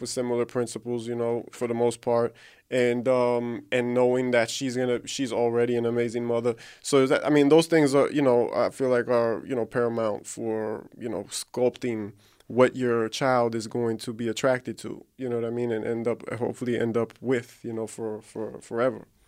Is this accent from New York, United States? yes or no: yes; New York City, New York, United States; growing up in New York